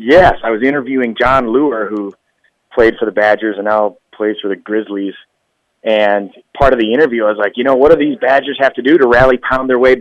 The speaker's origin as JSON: {"language": "English", "region": "Wisconsin", "country": "United States", "said": "I'm from Wisconsin, so these kind of things are everywhere"}